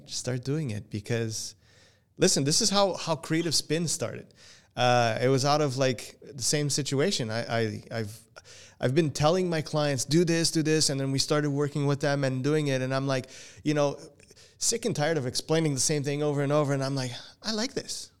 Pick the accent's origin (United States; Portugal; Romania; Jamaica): Portugal; first language Portuguese; English is a second language; now in Canada; even though I was born here, I was raised in Portugal and my English, English was second language to me, and it still is.